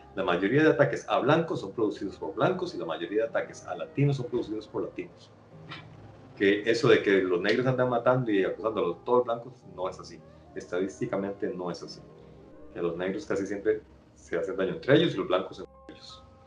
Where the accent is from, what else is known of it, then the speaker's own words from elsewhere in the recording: Costa Rica; como centroamericano que soy